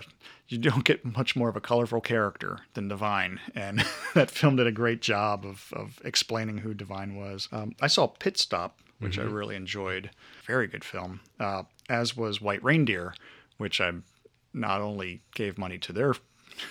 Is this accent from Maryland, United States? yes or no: yes; Maryland, United States; I'm from Maryland